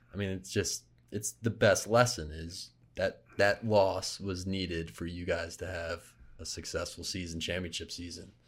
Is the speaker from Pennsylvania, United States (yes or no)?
yes; Philadelphia, Pennsylvania, United States; moved away; Philly, my hometown